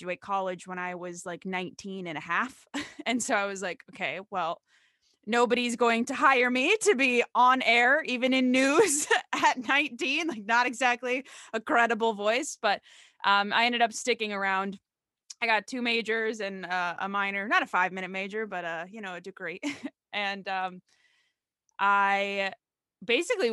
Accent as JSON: {"language": "English", "town": "St. Cloud", "region": "Minnesota", "country": "United States", "tie": "born or raised there", "moved": "yes", "said": "I'm originally from St. Cloud, Minnesota, which is not known for much other than having a D1 hockey team. It's central Minnesota. So I was born and raised going to Husky hockey games"}